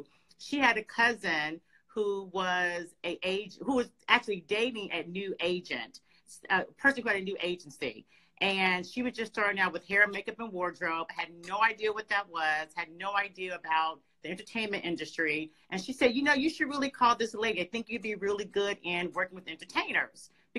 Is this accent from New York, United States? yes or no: no; Cincinnati, Ohio, United States; moved away as an adult; also born or lived in California; I am from Cincinnati, Ohio. And yes, of course, love my hometown. Very proud to be from Cincinnati. Moved to California when I was 18 years old.